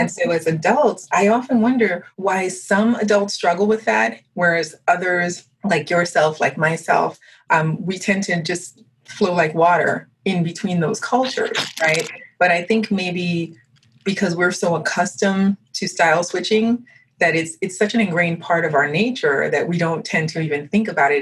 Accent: United States; first language French; English is a second language; although I was born in the United States, I left when I was two months old, and I didn't come back till I was two and a half.

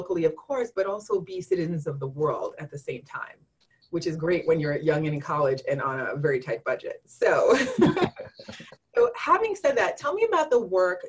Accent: New York City, New York, United States; first language French; English is a second language; also born or lived in Haiti; being raised in Queens, which is just this amazing mixed salad. This is how I tend to think of Queens, rather than a melting pot

